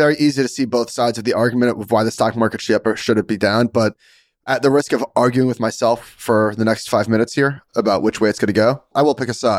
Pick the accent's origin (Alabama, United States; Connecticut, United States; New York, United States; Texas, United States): New York, United States; as a New Yorker